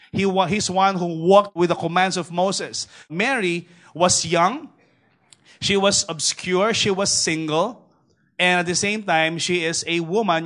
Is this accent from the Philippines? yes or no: yes; Manila, Metro Manila, Philippines; I grew up in Tondo personally. My, my first seven uh, years, I was actually raised in Tondo